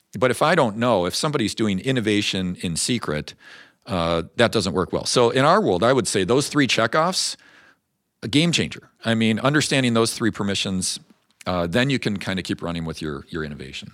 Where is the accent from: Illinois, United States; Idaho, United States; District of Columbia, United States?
Illinois, United States; Chicago; moved away; I grew up outside Chicago